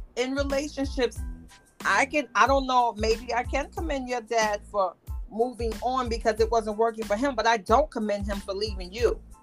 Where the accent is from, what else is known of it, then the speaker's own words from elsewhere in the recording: New York, United States; I'm a New Yorker.